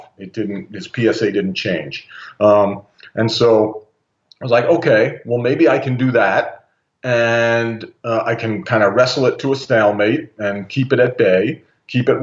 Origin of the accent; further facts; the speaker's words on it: United States; I grew up in the States for, you know, 50 years